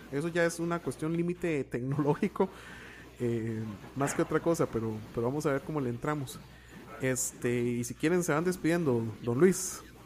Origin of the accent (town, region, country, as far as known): Costa Rica